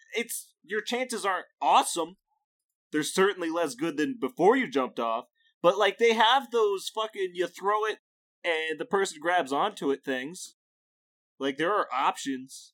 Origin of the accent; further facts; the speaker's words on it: Midwest, United States; As a Midwesterner